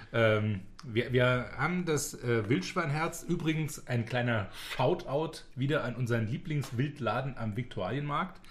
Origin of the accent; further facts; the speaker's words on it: Rhineland-Palatinate, Germany; bei uns in der Pfalz